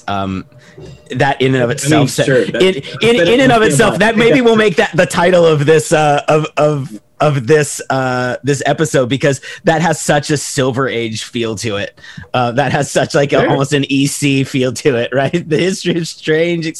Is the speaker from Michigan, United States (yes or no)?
no; Pittsburgh, Pennsylvania, United States; in my case, in Pittsburgh, working class Pittsburgh